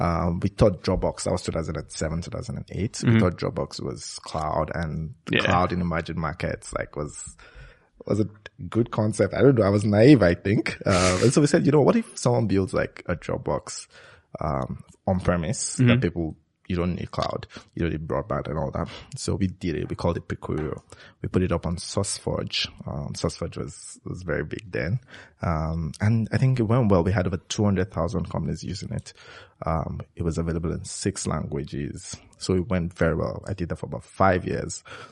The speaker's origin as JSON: {"language": "English", "region": "Lagos", "country": "Nigeria", "tie": "born or raised there", "said": "I grew up in Lagos, Nigeria. Spent all my life there, actually."}